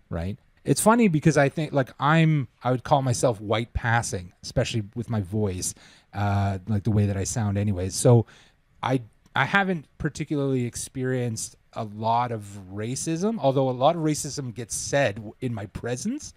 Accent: Toronto, Ontario, Canada; moved away as an adult; also born or lived in England; we're from Toronto

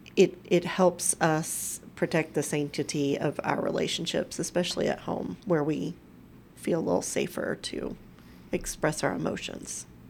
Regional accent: Crockett, Texas, United States; also born or lived in Galveston, Texas; now in Colorado, United States; my hometown of Crockett

